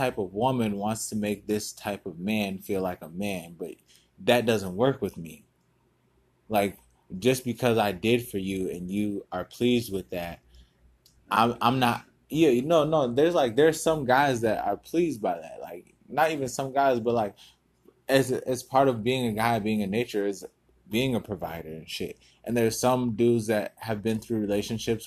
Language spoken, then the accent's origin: English; United States; Though I am here in America and I am an American